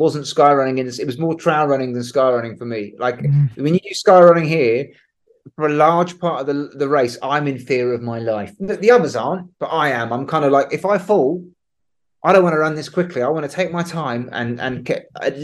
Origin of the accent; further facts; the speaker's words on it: London, United Kingdom; I'm from London. We don't have any ridges in London.